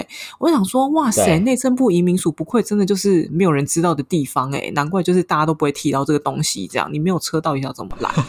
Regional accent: Taiwan; now in Paris, France; 我回台湾

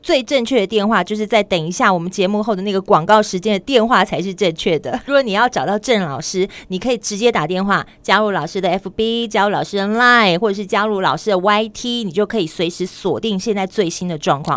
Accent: Tainan, Taiwan; now in Taipei, Taiwan; 虽然在台北生活很久，但是我还是要讲说我出生在台南

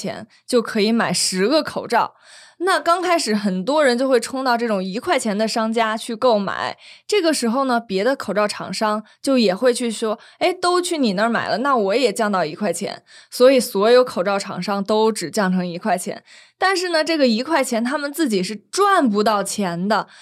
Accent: China; 我们大陆人

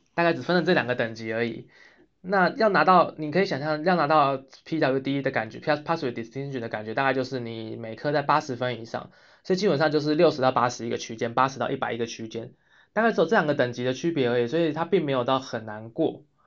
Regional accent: Taiwan; moved away as an adult; now in Sweden; 我们亚洲人或是说我们台湾人

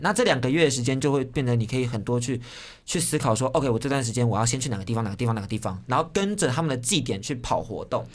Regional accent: Taiwan; 他台湾人，我台湾人，就是家乡感觉

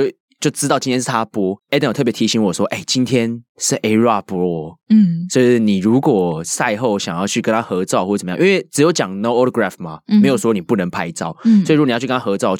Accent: Taiwan; 说我是啊从台湾来的物理治疗师

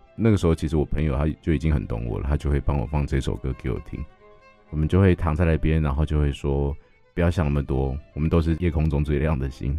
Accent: Yilan County, Taiwan; 因为刚刚我有提到我在宜兰长大的，那宜兰有一个很有名的东西叫做歌仔戏

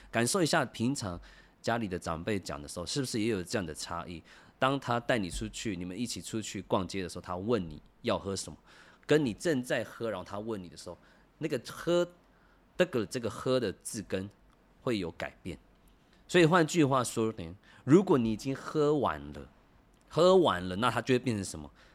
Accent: Taiwan; 我是跑完组的

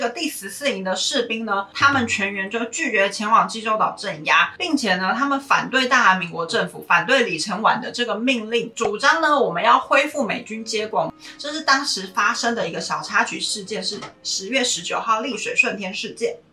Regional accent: Taiwan; 身为台湾人在学二八的时候

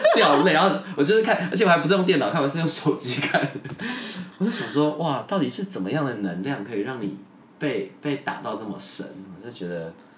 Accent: Miaoli County, Taiwan; moved away; 我老家，庙里好像有一大柜都是那个时候，你知道吗？演出

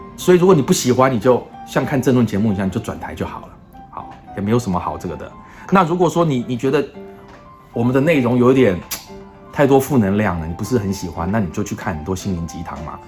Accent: Taiwan; moved away as an adult; also born or lived in United States / Shanghai; 我们台湾人

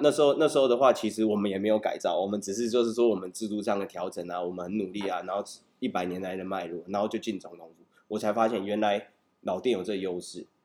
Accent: Taipei, Taiwan; 小时候在这里长大，到高中以前，我的生活圈都在这边嘛，国中，龙山国中是嗯，最远就到西门町，台北车站

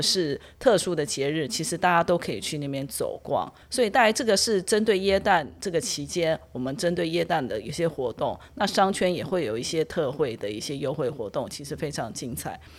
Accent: Taiwan; 那过完了新历年。我们台湾人很重要的一个就是旧历年的部分，那就是来到了我们台北灯节的部分。

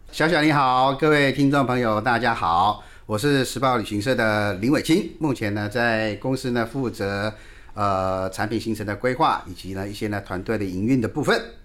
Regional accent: Taiwan; 我们台湾话

